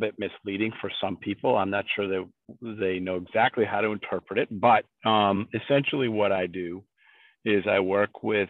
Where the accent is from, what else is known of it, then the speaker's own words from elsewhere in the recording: Averill Park, New York, United States; moved away as an adult; also born or lived in Plymouth, New Hampshire; now in New Hampshire, United States; I grew up in a small town outside of Albany, New York, that at the time was probably a population of about 2,500 people, called Averill Park